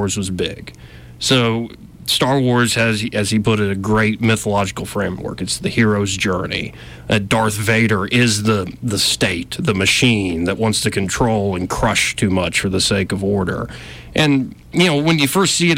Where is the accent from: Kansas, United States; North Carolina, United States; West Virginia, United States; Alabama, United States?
Alabama, United States; I'm born and raised in Alabama